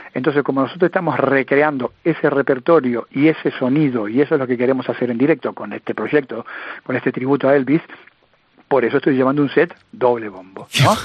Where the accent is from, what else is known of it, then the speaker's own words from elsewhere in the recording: Luján, Buenos Aires Province, Argentina; mi pueblo, en la ciudad de Luján, en la provincia de Buenos Aires